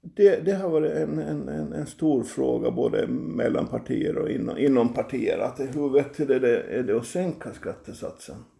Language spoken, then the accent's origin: Swedish; Finström, Åland Islands; Jag kommer från Finspång från början, jag kommer från Grälsby.